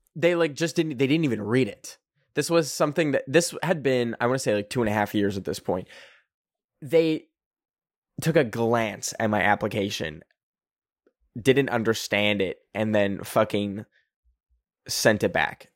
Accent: Canada; I am a Canadian. I am not an American.

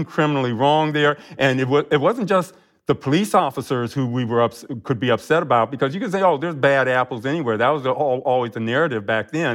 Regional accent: Akron, Ohio, United States; I grew up in Akron, Ohio

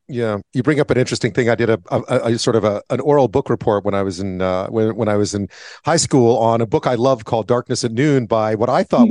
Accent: Montreal, Quebec, Canada; I grew up in Montreal in French

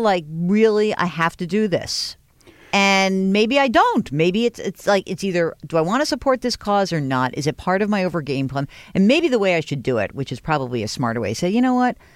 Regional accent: New York, United States; I grew up in New York

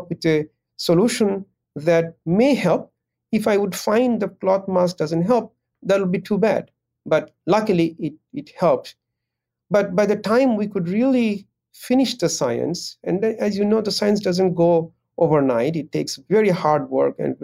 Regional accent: Bangladesh; now in United States; I come from Bangladesh

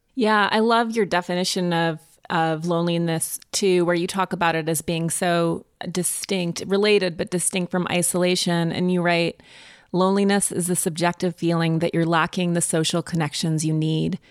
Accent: Montana, United States; growing up in Montana in the woods

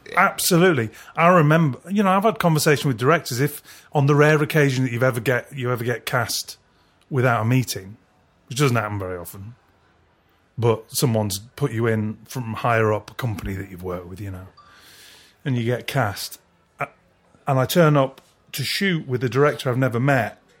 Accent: Culcheth, North West England, United Kingdom; also born or lived in Leigh, Lancashire / Brighton; now in West Sussex, United Kingdom; I grew up in a place called Culcheth

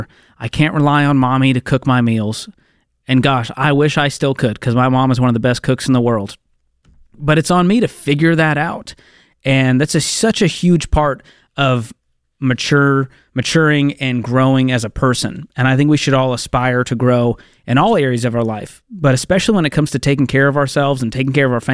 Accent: Boston, Massachusetts, United States; moved away as an adult; also born or lived in Mobile, Alabama; I moved out of my parents' home at 20 years old, and I moved across the country from Boston to Mobile, Alabama.

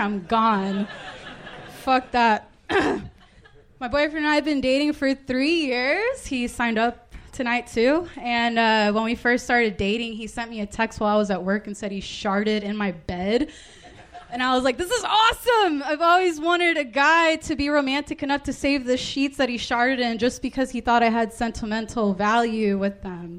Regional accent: Houston, Texas, United States; now in Austin, United States; I'm originally from Houston, Texas.

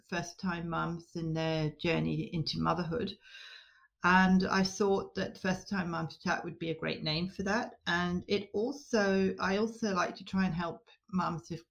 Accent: Scotland, United Kingdom; now in Australia; Um, Northwest Tasmania. I emigrated from Scotland around about 1992 ish

